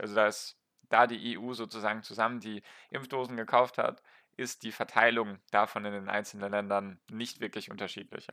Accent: Baden-Württemberg, Germany; weil ich komme aus Baden-Württemberg

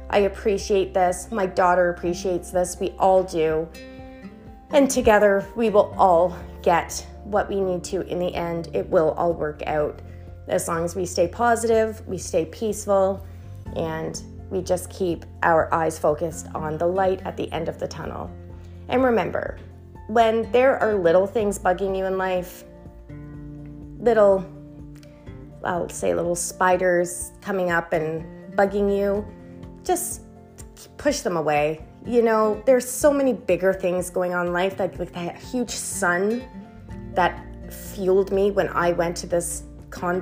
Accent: Canada; we're Canadian.

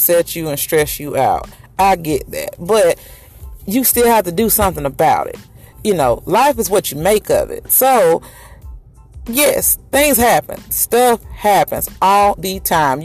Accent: Macon, Georgia, United States; I'm in Macon. That's my hometown, Macon, Georgia

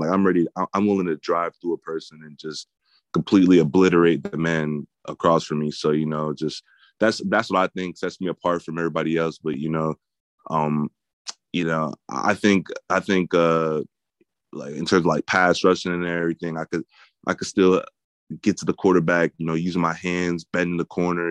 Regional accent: New Jersey, United States; growing up in New Jersey

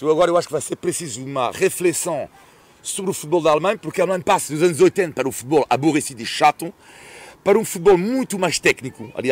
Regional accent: France; Tipo, do tipo, merda, afinal sou francês.

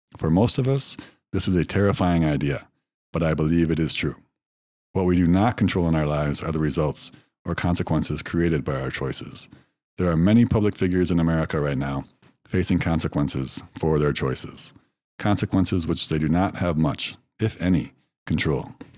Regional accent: United States; moved away as an adult; also born or lived in China; as a Westerner, as an American

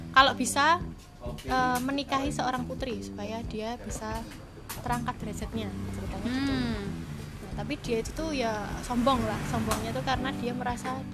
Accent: Java, Indonesia; accent: medok (thick Javanese); aku ngomongnya jadi medok lagi

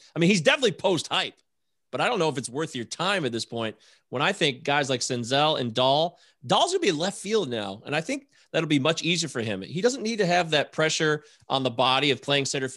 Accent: Detroit, Michigan, United States; I'm from Detroit.

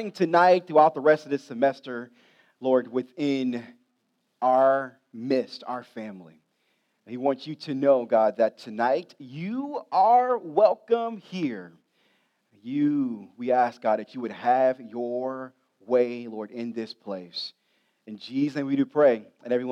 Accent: Ohio, United States; I grew up in Ohio, love Ohio State

